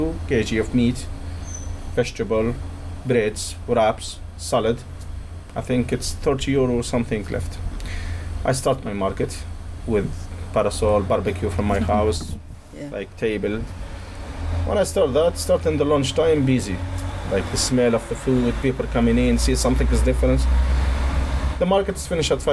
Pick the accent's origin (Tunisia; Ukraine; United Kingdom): Tunisia; English is a second language; moved away as an adult; now in Cork, Ireland; I'm from Tunisia. I'm living here in Ireland nearly 19 years now